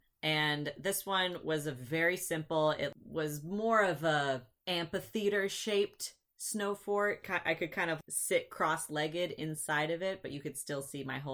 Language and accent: English; Michigan, United States; also born or lived in Virginia; in Michigan, we grew up in Michigan